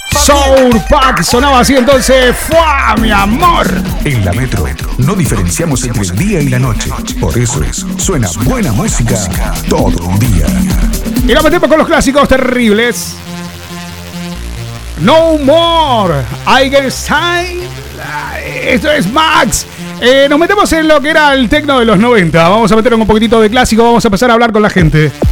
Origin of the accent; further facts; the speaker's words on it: Mar del Plata, Buenos Aires Province, Argentina; now in Barcelona, Spain; Eh, soy de Barcelona, aunque soy argentina de Mar del Plata. Llevo 15 años viviendo en España.